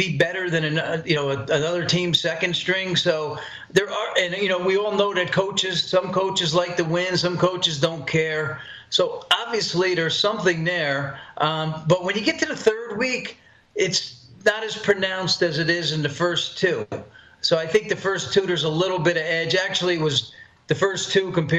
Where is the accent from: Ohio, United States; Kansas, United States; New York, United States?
New York, United States; Poughkeepsie; I'm from Poughkeepsie, New York